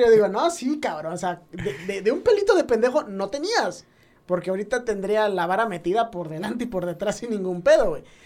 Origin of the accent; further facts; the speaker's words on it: Mexico; uno como mexicano